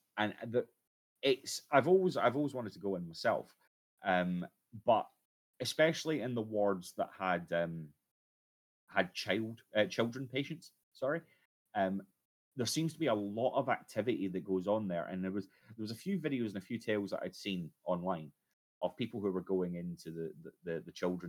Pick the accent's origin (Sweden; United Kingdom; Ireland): United Kingdom; Scotland; now in Liverpool, United Kingdom; But for those who aren't aware, I am a Scotsman